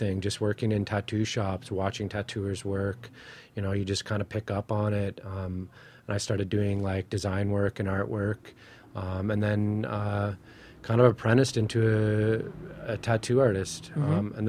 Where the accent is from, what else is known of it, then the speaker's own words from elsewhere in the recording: Chippewas of the Thames First Nation, near London, Ontario, Canada; I'm from Chippewa, the Thames First Nation by London, Ontario.